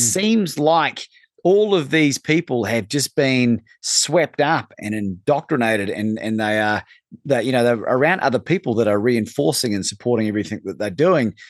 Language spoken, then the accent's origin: English; New Zealand; moved away; growing up in New Zealand